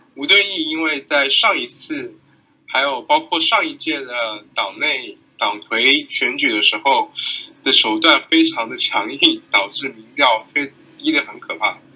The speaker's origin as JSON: {"language": "Chinese", "country": "Taiwan", "said": "身为一个台湾人"}